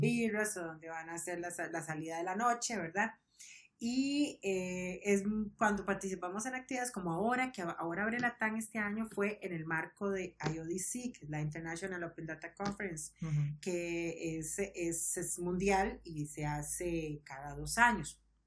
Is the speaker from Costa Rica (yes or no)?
yes; Costa Rica; nosotros los ticos que habíamos ido, éramos como cinco ticos